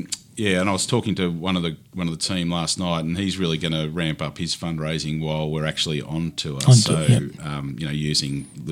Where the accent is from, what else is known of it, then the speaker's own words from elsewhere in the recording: Deniliquin, New South Wales, Australia; moved away; also born or lived in Auckland, New Zealand; I grew up in Denny, so Deniliquin in southern New South Wales.